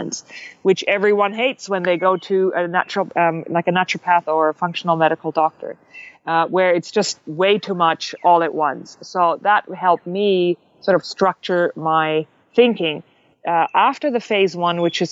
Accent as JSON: {"language": "English", "country": "Germany", "moved": "yes", "said": "I am actually German. If you can't pinpoint my accent, I'm actually from Germany."}